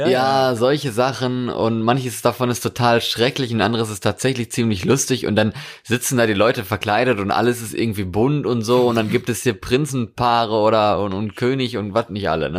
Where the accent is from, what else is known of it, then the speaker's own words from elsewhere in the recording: North Rhine-Westphalia, Germany; Ich komme ja aus Westfalen ursprünglich.